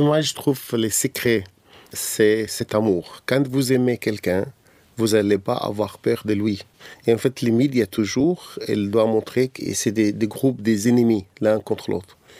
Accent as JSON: {"language": "French", "country": "Egypt", "tie": "born or raised there", "second_language": "French", "lives_now": "Cairo, Egypt"}